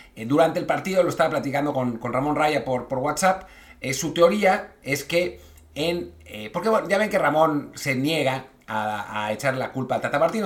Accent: Mexico

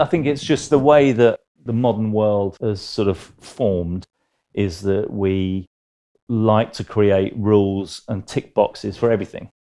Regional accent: London, United Kingdom; South London. I grew up in Stockwell, Clapham.

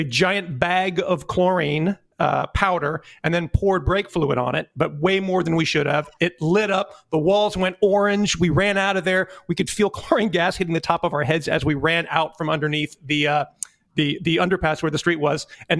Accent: the South, United States; I grew up in the South

